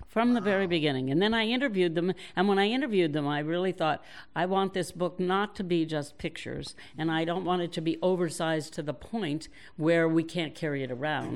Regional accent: New York, United States; moved away; I was born in New York, and I am still a New Yorker

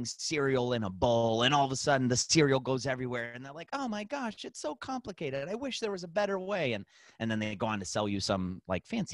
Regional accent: Cleveland, Ohio, United States; We're from Cleveland, Ohio

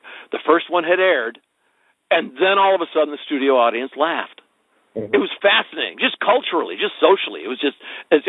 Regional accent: Wisconsin, United States; I'm like basically from Wisconsin.

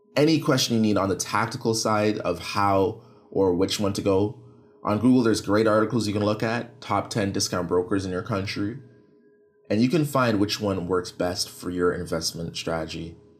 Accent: Canada; I'm from Canada

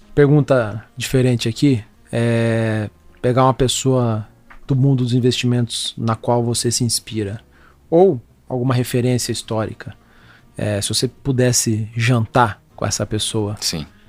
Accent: Brazil; somos brasileiros

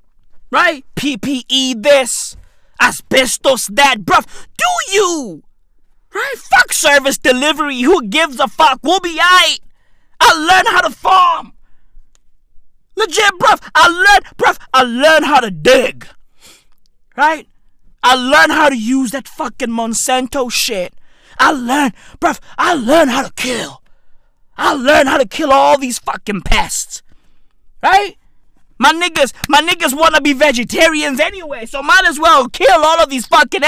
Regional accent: South Africa; I'm 30 years old. And I'm South African

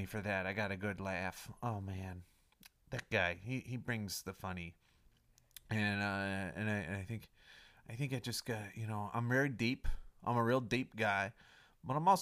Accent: Chicago, Illinois, United States; moved away; I'm from the Windy City

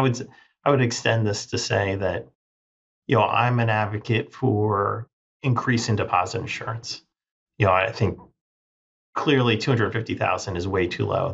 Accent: Northern Virginia, United States; I grew up in Northern Virginia

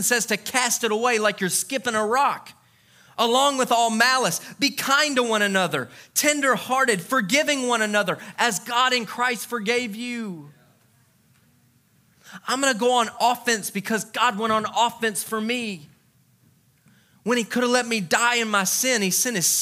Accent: Louisiana, United States; when I was a kid, I grew up in Louisiana

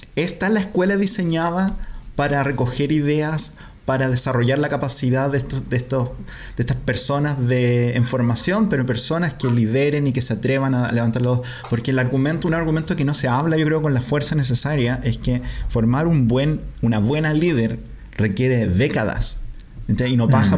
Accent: Curicó, Maule, Chile; nosotros nacimos en Curicó donde todavía hay dictadura

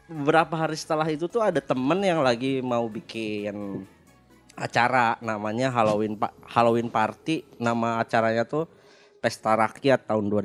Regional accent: Bandung, West Java, Indonesia; Halo, jadi … tuh ada dua orang … kami dari Bandung.

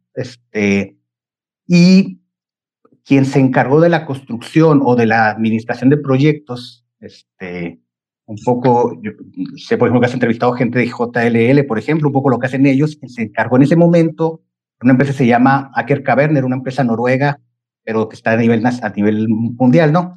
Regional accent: Chihuahua, Mexico; moved away; soy, soy originario de Chihuahua, eh, nacido ahí

